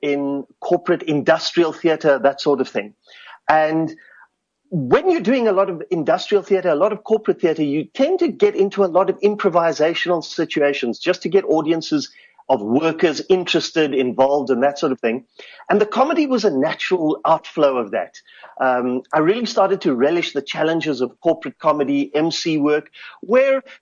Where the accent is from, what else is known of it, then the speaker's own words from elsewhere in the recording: Cape Town, Western Cape, South Africa; I grew up in Goodwood, working class Cape Town